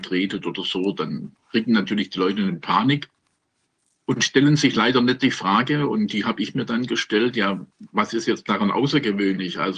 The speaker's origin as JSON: {"language": "German", "town": "Stuttgart", "region": "Baden-Württemberg", "country": "Germany", "tie": "born or raised there", "said": "Ich bin Stuttgarter, ich bin in Stuttgart geboren und habe äh, mein ganzes Leben lang in Stuttgart zugebracht."}